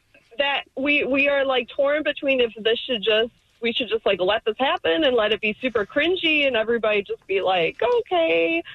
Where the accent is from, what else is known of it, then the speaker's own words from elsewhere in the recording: Michigan, United States; we're super white. We're from Michigan.